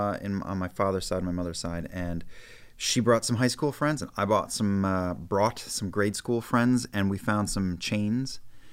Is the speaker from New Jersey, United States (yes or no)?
yes; Weehawken, New Jersey, United States; the house that I grew up in Weehawken.